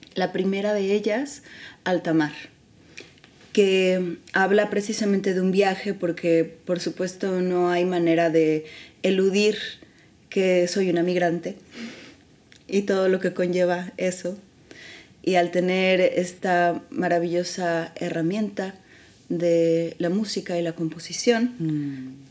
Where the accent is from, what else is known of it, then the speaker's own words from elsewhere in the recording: San Luis Potosí, Mexico; moved away as an adult; also born or lived in Mexico City; now in Barcelona, Spain; San Luis, que es donde yo nací.